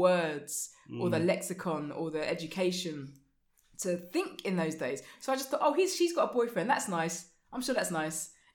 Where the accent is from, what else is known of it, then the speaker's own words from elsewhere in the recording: London, United Kingdom; I grew up in East Finchley.